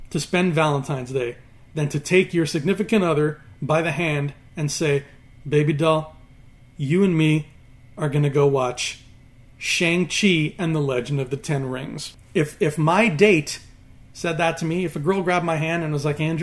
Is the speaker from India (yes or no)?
no; Canada; He is a good old-fashioned homegrown Canadian boy like me.